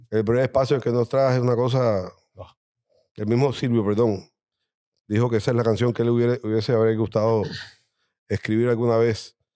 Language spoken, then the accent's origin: Spanish; Spain; now in Puerto Rico; Cuando vine de España, llegué a Puerto Rico